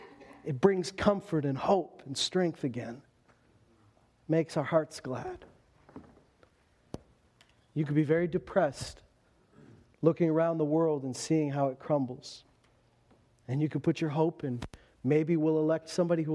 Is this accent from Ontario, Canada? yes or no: no; Meadow Lake, Saskatchewan, Canada; also born or lived in Lloydminster / Alberta; I was born in Meadow Lake, Saskatchewan, lived in Loon Lake, lived in Lloydminster. I've never lived anywhere else but Saskatchewan and Alberta